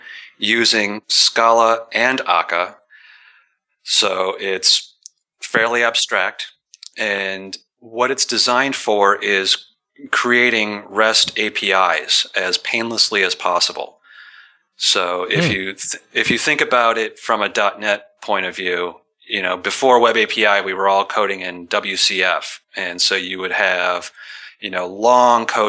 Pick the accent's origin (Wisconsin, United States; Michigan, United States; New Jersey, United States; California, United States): Michigan, United States; Detroit; now in Seattle, United States; I'm from Detroit.